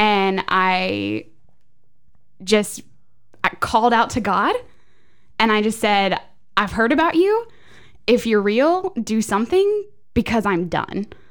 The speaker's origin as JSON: {"language": "English", "town": "Goodlettsville", "region": "Tennessee", "country": "United States", "tie": "born or raised there", "also_born_or_lived": "Florida / Nashville / Franklin", "said": "Born in Florida, raised here in Goodlettsville"}